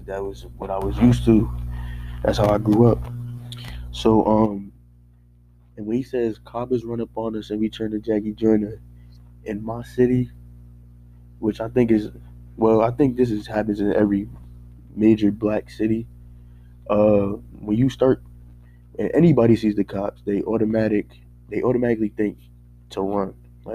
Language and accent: English; Paterson, New Jersey, United States; growing up in Paterson, New Jersey